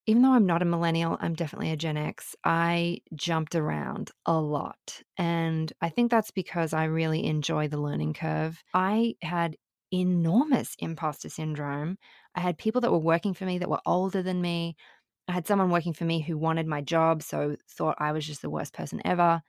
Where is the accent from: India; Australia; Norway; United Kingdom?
Australia; Sydney, New South Wales; moved away as an adult; also born or lived in Brisbane / Melbourne; now in New York, United States; was born in Sydney, but spent, um, some of my primary school years in Brisbane, and then we moved back to Sydney, and I, um, went through high school in Sydney